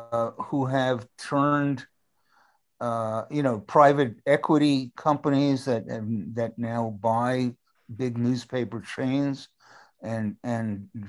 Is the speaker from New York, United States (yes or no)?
yes; New York, United States; I take this personally as a New Yorker.